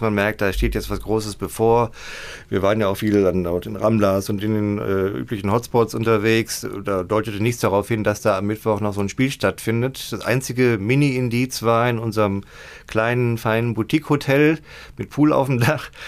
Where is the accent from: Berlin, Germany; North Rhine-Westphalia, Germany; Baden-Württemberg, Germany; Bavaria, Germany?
North Rhine-Westphalia, Germany; Gladbeck; Schalke-Fan und äh, gebürtiger Gladbecker